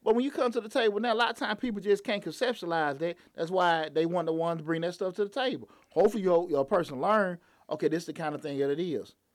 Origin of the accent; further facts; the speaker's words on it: Atlanta, Georgia, United States; growing up on Bankhead. I wanted to work downtown